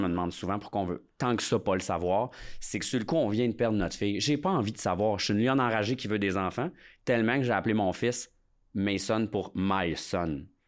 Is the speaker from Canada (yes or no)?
yes; Lac Saint-Jean, Quebec, Canada; je viens quand même du lac Saint-Jean